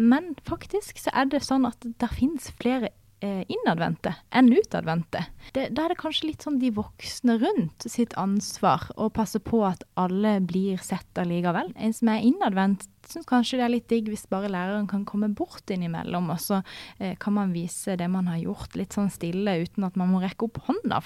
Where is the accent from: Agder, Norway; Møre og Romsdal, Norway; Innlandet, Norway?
Agder, Norway; Farsund; Jeg kommer fra Farsund, som er på Sørlandet, ikke så langt ifra Dyreparken